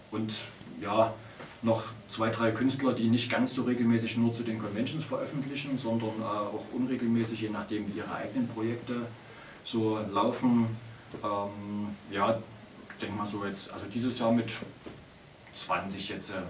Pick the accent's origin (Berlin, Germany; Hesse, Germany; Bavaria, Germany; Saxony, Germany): Saxony, Germany; Chemnitz; im Comicladen in meiner Heimatstadt Chemnitz angesprochen